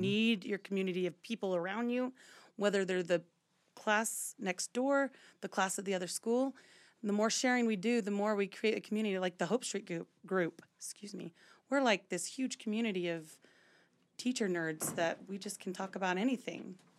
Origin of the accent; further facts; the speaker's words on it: Louisiana, United States; moved away as an adult; now in Utah, United States; I'm from Louisiana, but I went to school out here in Utah.